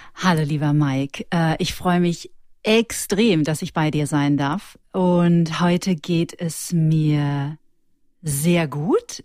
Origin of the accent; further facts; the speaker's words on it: Ruhr area, North Rhine-Westphalia, Germany; now in Munich, Germany; Und ich bin aus dem Ruhrgebiet.